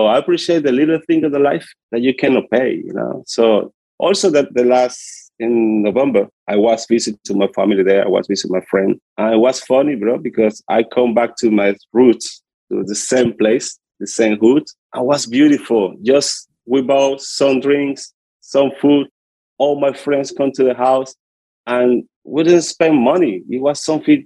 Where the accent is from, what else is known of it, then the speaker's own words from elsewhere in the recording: Puerto Cabello, Carabobo, Venezuela; English is a second language; moved away; I'm from Venezuela. I come from a small city called Puerto Cabello in the coast of Venezuela. Yeah. It's a small city and a little poor. I come from a poor hood from Venezuela. This is where I'm growing up.